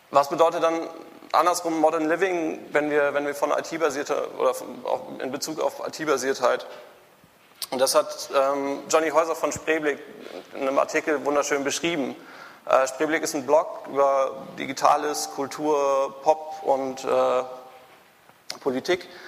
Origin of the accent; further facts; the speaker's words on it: Münster, North Rhine-Westphalia, Germany; born there; now in Hamburg, Germany; ich bin geboren in Münster. 2004 hatte ich dann genug von Fahrrädern, bin nach Hamburg gezogen